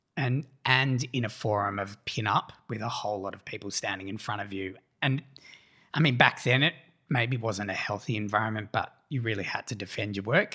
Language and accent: English; Australia; our candor as Australians